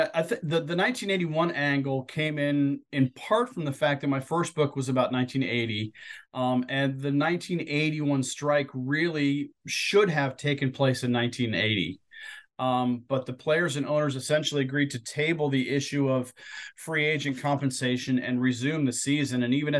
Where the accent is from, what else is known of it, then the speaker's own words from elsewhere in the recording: Ohio, United States; I have a few close friends who were big Brewers fans at that time, even though we were growing up in Ohio.